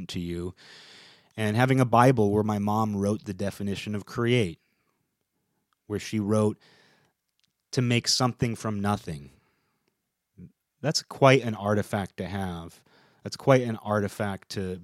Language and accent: English; United States; my own existence is just my little corner of America